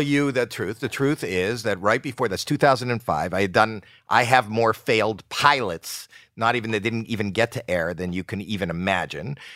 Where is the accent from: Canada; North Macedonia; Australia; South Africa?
Canada; Toronto, Ontario; moved away